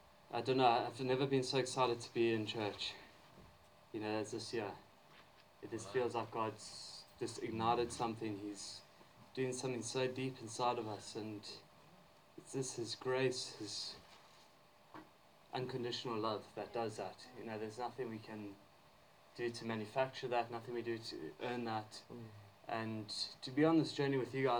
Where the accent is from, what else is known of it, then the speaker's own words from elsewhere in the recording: South Africa; moved away; I grew up in South Africa